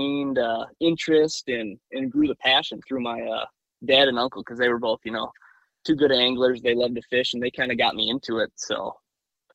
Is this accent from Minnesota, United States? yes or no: yes; Bloomington, Minnesota, United States; now in Brainerd, United States; I grew up in Bloomington, Minnesota